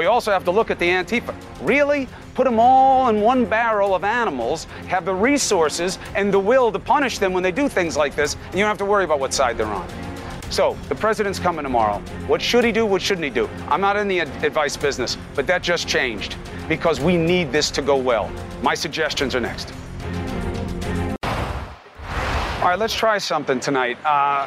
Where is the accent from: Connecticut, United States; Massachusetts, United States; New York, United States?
New York, United States; New York City; where you and I grew up in Queens